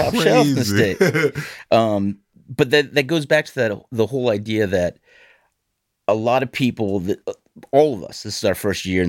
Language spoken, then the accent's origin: English; Illinois, United States; now in Vermont, United States; No, not originally. Originally, I'm from Illinois. So grew up right across the river from Hannibal, Missouri, where Mark Twain was based.